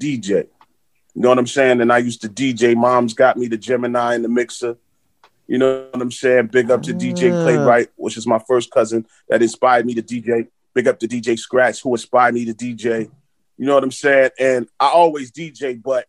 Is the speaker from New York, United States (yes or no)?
yes; New York City, New York, United States; growing up in Flatbush, Brooklyn